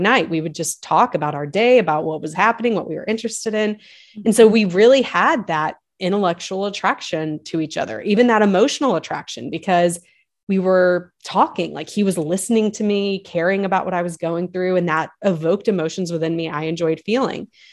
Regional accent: the South, United States; we live just outside of Nashville now, but we we we grew up in the South

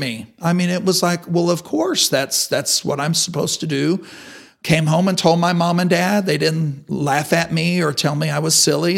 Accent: Amarillo, Texas, United States; I grew up in Amarillo, uh, in the Ridgecrest area

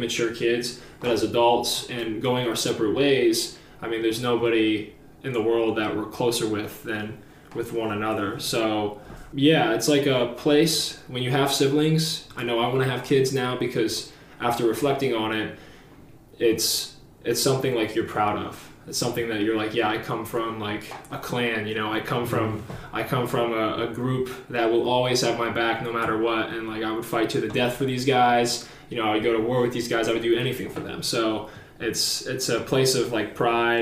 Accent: Pennsylvania, United States; also born or lived in Washington, D.C. area / North Carolina; I am from Pennsylvania. I lived here most of my life, sparing a few years in the DC area and also in North Carolina. After my parents split up when I was around 6 or 7, my mom moved us up here and like raised us

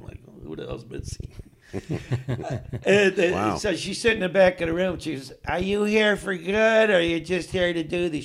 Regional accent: Chicago, Illinois, United States; moved away as an adult; also born or lived in Los Angeles; now in Las Vegas, United States; I grew up in Chicago

